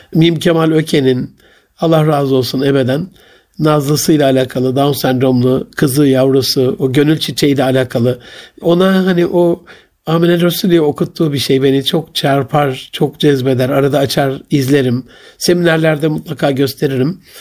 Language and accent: Turkish; Gaziantep, Turkey; Ben çocukluğumda sobalı bir evde büyüdüm. Ve Antep'in eşrafından, zenginlerinden o dönemde çok nadir de olsa sıcak suyu olan